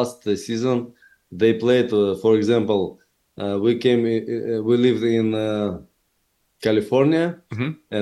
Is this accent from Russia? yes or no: yes; Chelyabinsk, Chelyabinsk Oblast, Russia; English is a second language; moved away as an adult; now in Florida, United States; I grew up in poor family and poor area where I lived people who worked on a huge factory in Russia, in my hometown, Chelyabinsk